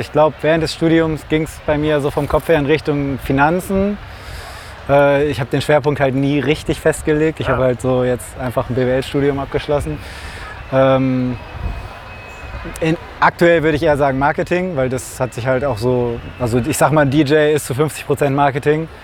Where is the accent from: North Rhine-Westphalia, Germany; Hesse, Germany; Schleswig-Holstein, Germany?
North Rhine-Westphalia, Germany; Velbert; ich komme ja aus Felbert, also hier um die Ecke